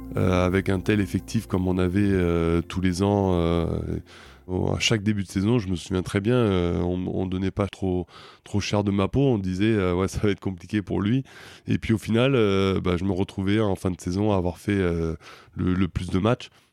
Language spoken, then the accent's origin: French; Paris region, Val-de-Marne, Île-de-France, France; moved away as an adult; now in Toulouse, France; J'ai grandi dans la région parisienne, dans le 94